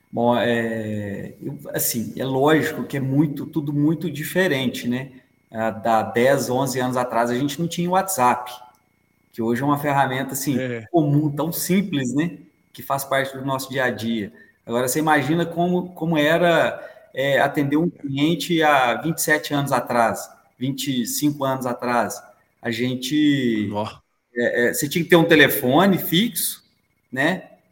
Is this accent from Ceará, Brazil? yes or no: no; Três Pontas, Minas Gerais, Brazil; now in Belo Horizonte, Brazil; sou de Três Pontas, sul de Minas, moro aqui em BH tem 27 anos